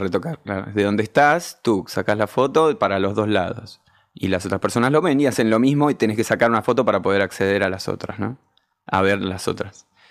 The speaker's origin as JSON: {"language": "Spanish", "region": "Buenos Aires", "country": "Argentina", "said": "yo soy muy porteño"}